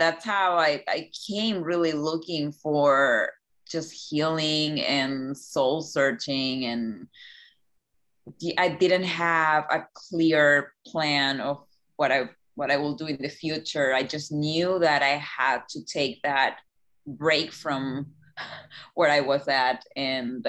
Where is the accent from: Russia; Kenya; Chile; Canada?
Chile; moved away as an adult; now in Key West, United States; I grew up in Chile